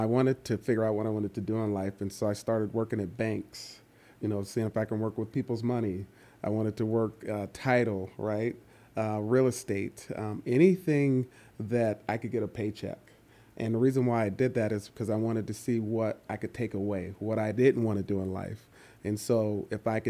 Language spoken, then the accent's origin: English; East Palo Alto, California, United States; also born or lived in Atlanta, Georgia; I grew up in East Palo Alto, California, and that's the northern California, the Bay Area